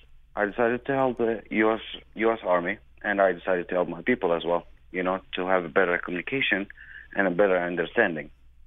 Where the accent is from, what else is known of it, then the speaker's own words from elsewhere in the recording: Baghdad, Baghdad Governorate, Iraq; Yeah, Emma. Lucia, you know, I was born in Baghdad. You know, I was raised and born over there.